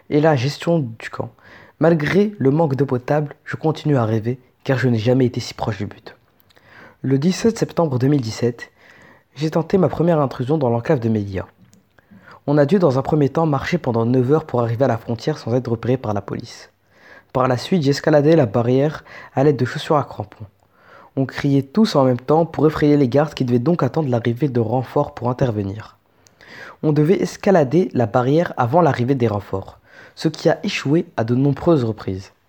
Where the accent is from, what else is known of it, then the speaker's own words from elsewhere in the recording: Fouta Djallon, Guinea; now in Morocco; j'ai 21 ans et je suis un migrant guinéen résident au Maroc. Je suis originaire de la région du Fouta Djallon au nord de la Guinée et suis donc un Peul.